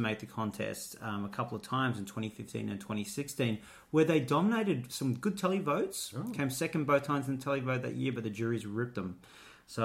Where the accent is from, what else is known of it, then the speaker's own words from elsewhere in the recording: North Queensland, Australia; accent: North Queensland; my North Queensland accent